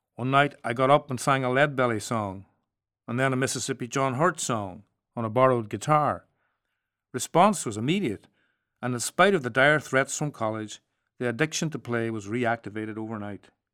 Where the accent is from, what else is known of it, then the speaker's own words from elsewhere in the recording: Strabane, Northern Ireland, United Kingdom; Growing up in Strabane, a border town and attending that rare thing at the time, a mixed sex, mixed religion primary school in Northern Ireland.